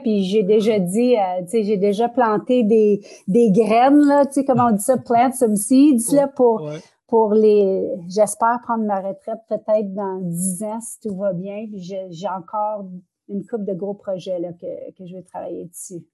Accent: northern Ontario, Canada; first language French; je suis francophone du nord de l'Ontario

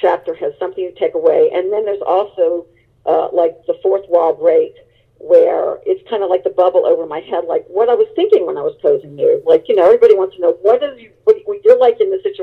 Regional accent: New Orleans, Louisiana, United States; moved away as an adult; I went back to my hometown, and it was of New Orleans

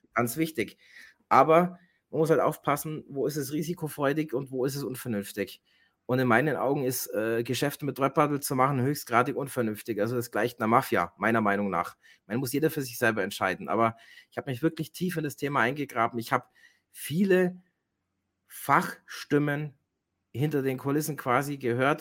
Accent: Germany; bei uns in Deutschland

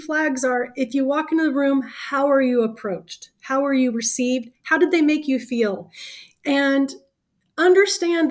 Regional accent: the South, United States; I am from the South

